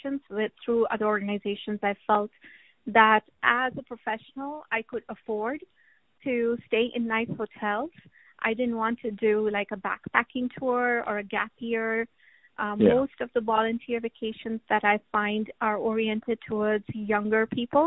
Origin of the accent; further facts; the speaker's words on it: India; moved away; my hometown in India. I go back there once a year